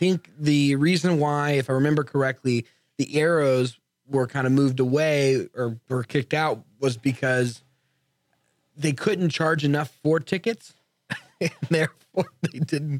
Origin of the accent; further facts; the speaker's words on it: Katy, Texas, United States; Where I grew up in Katy